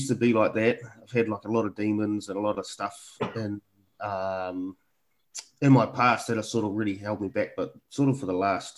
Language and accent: English; Picton, Marlborough, New Zealand; now in Auckland, New Zealand; growing up in Picton was really, I mean, growing up in rural New Zealand